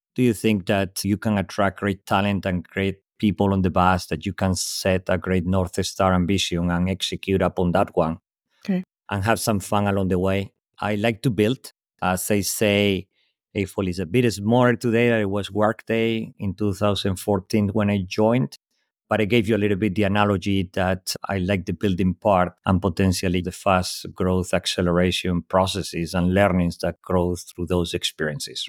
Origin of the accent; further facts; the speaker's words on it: Spain; English is a second language; moved away; also born or lived in Europe; As you can tell from my accent, clearly not native in English speaker, born in Spain, lived most of my life across Europe.